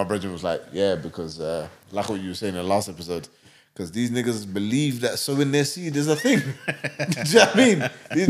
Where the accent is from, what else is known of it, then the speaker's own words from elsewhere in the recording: London, United Kingdom; I'm from London, like Northwest London.